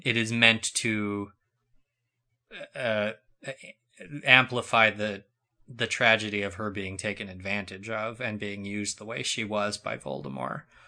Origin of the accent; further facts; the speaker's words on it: New Mexico, United States; I live, I come from New Mexico.